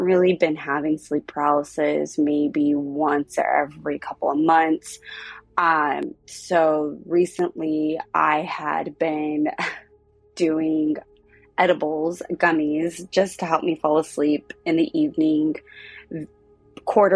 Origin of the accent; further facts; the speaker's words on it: Southern California, United States; also born or lived in South Pasadena, California; I am from Southern California.